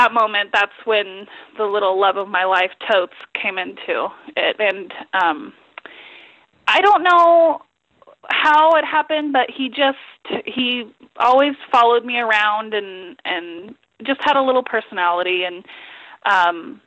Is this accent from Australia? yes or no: no; Grass Valley, California, United States; moved away as an adult; now in Molt, United States; growing up in Grass Valley, I always thought that I was from a really small town.